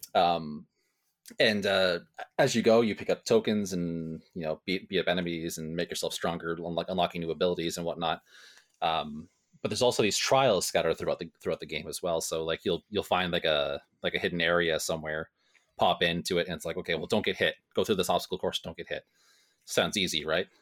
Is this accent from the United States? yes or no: no; Ontario, Canada; I'm farther away from Toronto, but, you know, where the sun rises and sets in Ontario